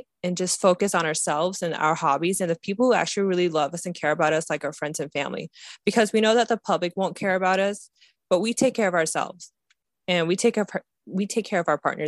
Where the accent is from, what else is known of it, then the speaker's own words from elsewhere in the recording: Ohio, United States; Akron, we're from Ohio.